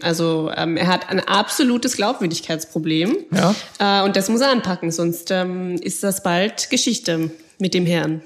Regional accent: Austria; bei uns in Österreich

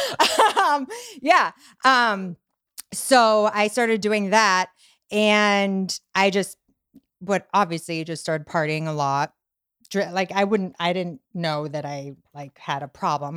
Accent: Boston, Massachusetts, United States; moved away as an adult; also born or lived in Venice Beach, Los Angeles; now in Los Angeles, United States; I'm Irish Italian from Boston.

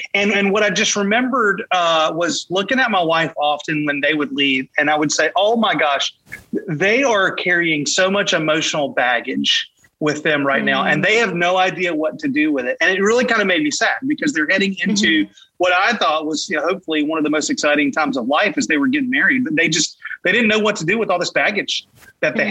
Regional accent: Raleigh, North Carolina, United States; moved away as an adult; now in Wilmington, United States; I'm from Raleigh, grew up in Raleigh, moved here to Wilmington in. Uh, 2013

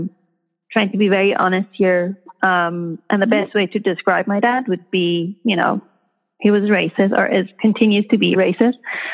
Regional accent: Iran; moved away; So growing up in Iran, I feel like I was very much influenced by my dad's perspective and how he sees the world. And it wasn't until I left Iran

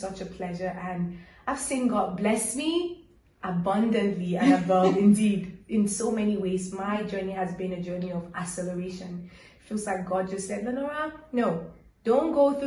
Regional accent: Cameroon; now in Rome, Italy; I'm from Cameroon

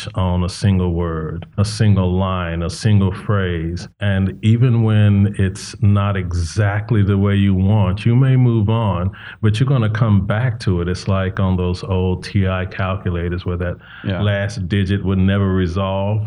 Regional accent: Charlotte, North Carolina, United States; now in Sacramento, United States; growing up in the South, especially growing up in, you know, not a wealthy community

